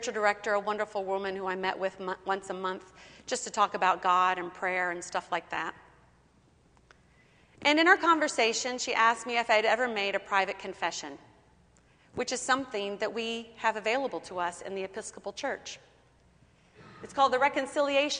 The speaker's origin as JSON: {"language": "English", "region": "Kentucky", "country": "United States", "tie": "born or raised there", "said": "I grew up in Kentucky, and born again was quite the language of my upbringing"}